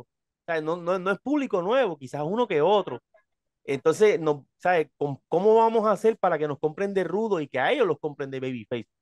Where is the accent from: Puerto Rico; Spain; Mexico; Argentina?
Puerto Rico; Hatillo; yo soy de Atillo, en Atillo hay un festival de máscaras